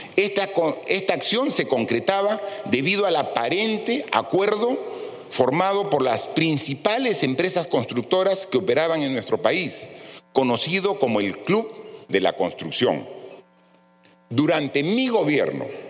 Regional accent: Peru; como cualquier peruano

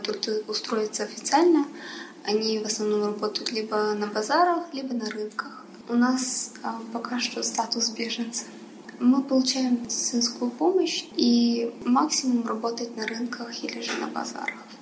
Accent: Almaty, Kazakhstan; also born or lived in Pakistan / Afghanistan; Казахстан является моей второй родиной. Я здесь выросла

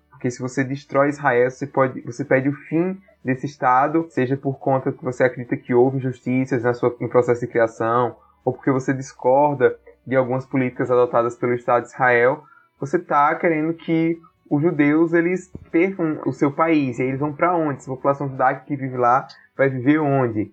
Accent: Campina Grande, Paraíba, Brazil; Eu sou de Campina Grande, Paraíba.

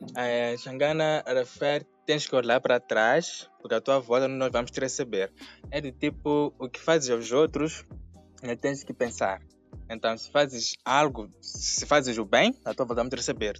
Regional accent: Mozambique; sou moçambicano, sou drag queen

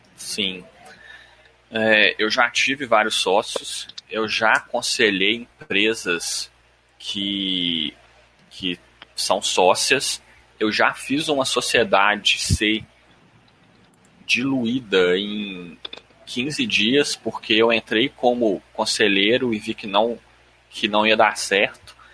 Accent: Belo Horizonte, Minas Gerais, Brazil; Eu sou de BH, mineiro, raiz

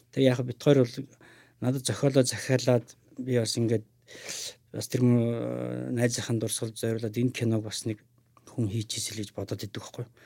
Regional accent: Ulaanbaatar, Mongolia; Би өөрөө Улаанбаатар хотод төрсөн.

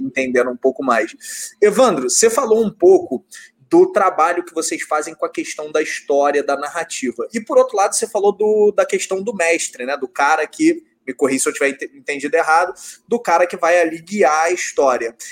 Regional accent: Rio de Janeiro, Brazil; aqui no, no Rio de Janeiro, pelo menos de onde eu sou, é, não tem muito essa cultura do board game

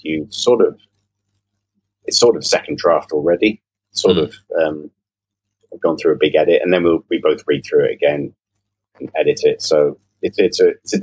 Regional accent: Devon, South West England, United Kingdom; small village England, which is where I grew up in Devon, causing chaos with my cousin in a little village in Devon.

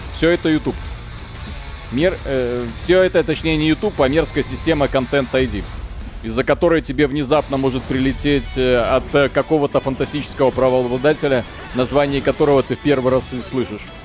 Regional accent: Belarus; у нас Беларусь страна называется

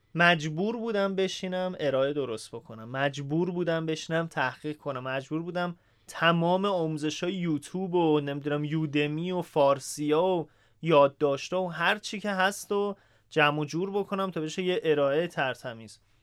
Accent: Isfahan, Iran; moved away as an adult; اهل اصفهانم هستم و اصفهان بودم تا همین نه سال پیش

